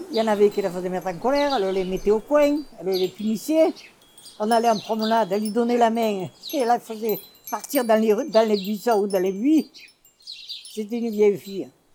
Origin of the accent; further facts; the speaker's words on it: Belvèze, Occitania, France; Moi, je suis même née à Belvezé, dans la maison de mes parents. Je suis vraiment de Belvezé.